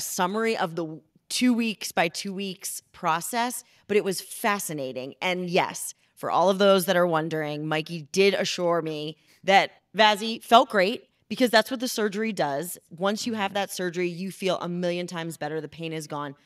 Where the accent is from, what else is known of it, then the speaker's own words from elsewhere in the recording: Philadelphia, Pennsylvania, United States; moved away; I am from Philly